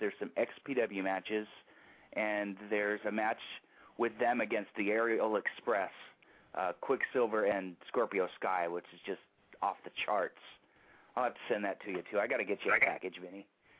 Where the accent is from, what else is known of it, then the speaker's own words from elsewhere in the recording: the Bay Area, California, United States; I am a diehard Niner fan, you know, I'm from the Bay Area.